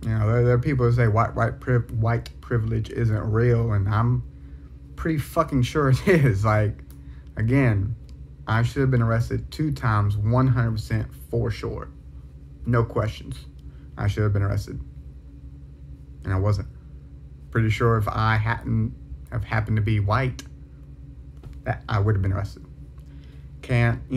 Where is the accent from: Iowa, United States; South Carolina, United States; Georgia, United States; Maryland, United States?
South Carolina, United States; I'm from South Carolina. I live in South Carolina.